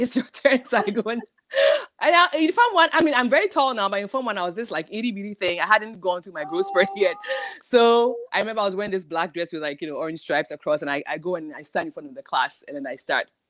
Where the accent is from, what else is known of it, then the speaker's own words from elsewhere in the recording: Ghana; moved away; growing up in Ghana